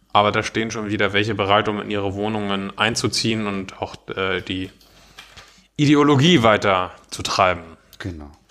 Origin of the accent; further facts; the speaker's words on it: Northern Germany, Germany; Ich bin Norddeutscher.